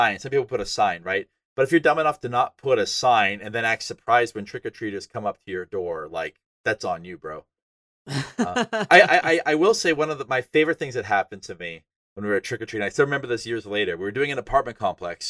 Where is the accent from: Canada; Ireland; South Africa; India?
Canada; northern Alberta; I'm from Canada. And northern Alberta was really, really cold.